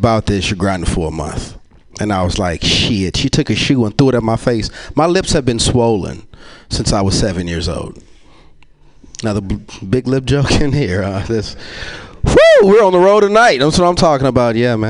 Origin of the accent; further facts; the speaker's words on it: Yanceyville, North Carolina, United States; I'm from a like, small town called Yanceyville